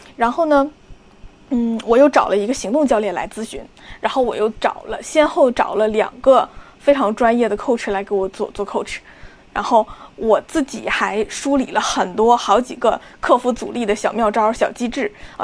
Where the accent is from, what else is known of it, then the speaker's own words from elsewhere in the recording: Liaoning, China; 我的老家辽宁